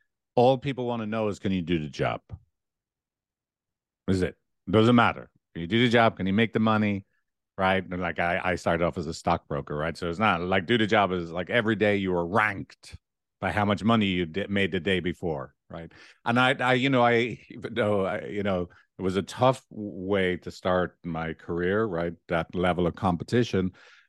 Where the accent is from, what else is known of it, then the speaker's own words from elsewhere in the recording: Dublin, Leinster, Ireland; accent: Dublin; I was brought up in a, you know, lower middle class neighborhood. I would have had quite a strong Dublin accent up until the age of 12.